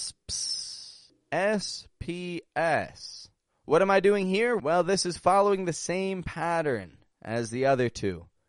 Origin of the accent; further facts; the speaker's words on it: Toronto, Ontario, Canada; also born or lived in Mexico; I'm from Toronto, Canada